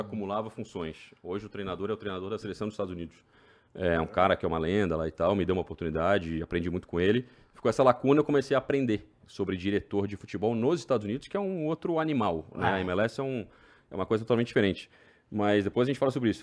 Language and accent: Portuguese; Brazil; moved away as an adult; also born or lived in Maryland, United States; now in Orlando, United States; sou brasileiro